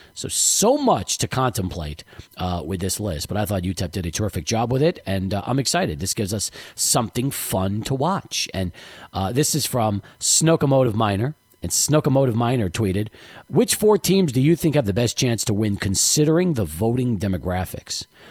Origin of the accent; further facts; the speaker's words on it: El Paso, Texas, United States; also born or lived in New York; we moved here in 78 and I wasn't around in the 74 75 season in El Paso. I was still in New York.